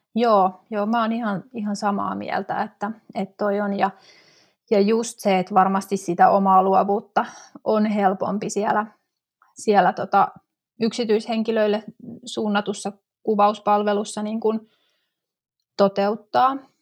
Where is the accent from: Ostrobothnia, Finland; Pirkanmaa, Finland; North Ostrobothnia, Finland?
Pirkanmaa, Finland; Tampere; moved away as an adult; now in Helsinki metropolitan area, Finland; 2005 vuonna mä muutin sitten pääkaupunkiseudulle Tampereelta, mistä, mistä on kotoisin